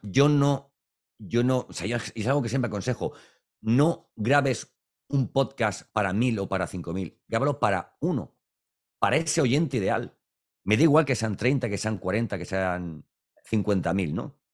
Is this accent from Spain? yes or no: yes; Valencian Community, Spain; Para los que somos valencianos